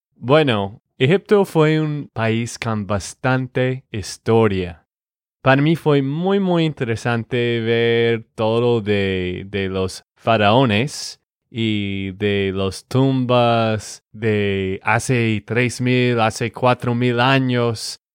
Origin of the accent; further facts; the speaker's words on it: Texas, United States; de Texas, Estados Unidos